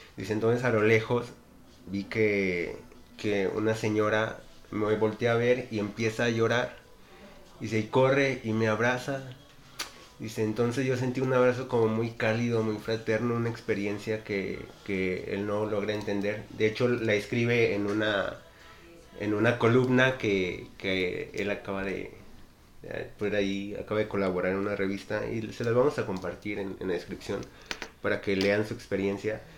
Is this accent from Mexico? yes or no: yes; Mexico; vivimos como mexicanos